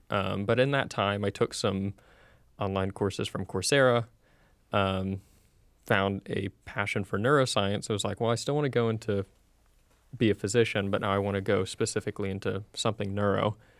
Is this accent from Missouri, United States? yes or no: no; Central Florida, United States; I'm originally from Central Florida. Uh, went to school at U C F. Um, sadly, for better or for worse, I am the quintessential Florida man. I've been here all my life